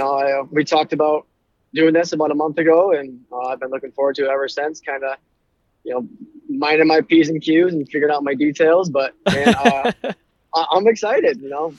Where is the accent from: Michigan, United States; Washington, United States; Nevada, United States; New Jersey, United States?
Michigan, United States; Clare; I'm from Clare, Michigan. Went to Clare High School, went to Mid-Michigan College now.